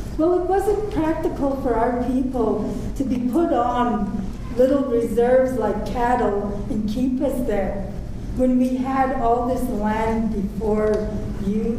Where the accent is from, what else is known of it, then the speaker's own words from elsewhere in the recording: Kainai Nation, Alberta, Canada; I'm from the Gunny Nation.